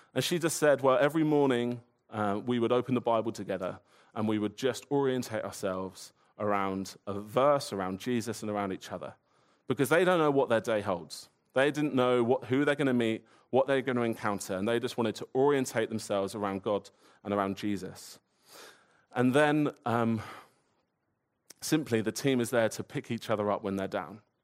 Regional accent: Woking, South East England, United Kingdom; I grew up in Woking, which isn't paradise

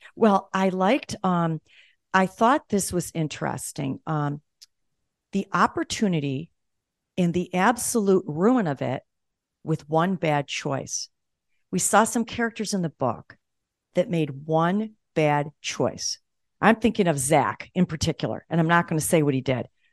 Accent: Buffalo, New York, United States; moved away; I'm from Buffalo, too, although I don't live there anymore

